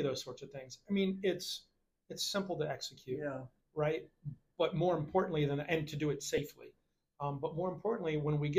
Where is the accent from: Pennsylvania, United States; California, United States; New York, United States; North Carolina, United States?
North Carolina, United States; Charlotte; moved away as an adult; also born or lived in Lowell, Massachusetts; now in Fort Myers, United States; I grew up in Charlotte, North Carolina